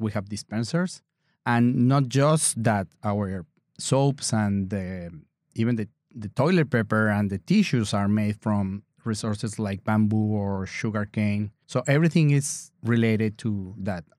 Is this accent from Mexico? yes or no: yes; Mexico; English is a second language; now in Door County, United States; I'm from Mexico